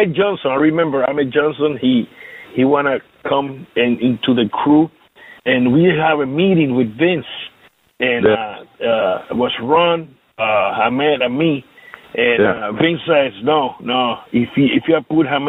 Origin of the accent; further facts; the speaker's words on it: Puerto Rico; English is a second language; I grew up here in Puerto Rico, living with all kind of colors.